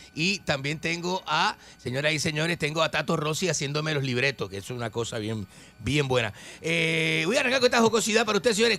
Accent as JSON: {"language": "Spanish", "country": "Argentina", "also_born_or_lived": "Chile / Panama / Miami / Los Angeles", "moved": "yes", "said": "yo soy argentino"}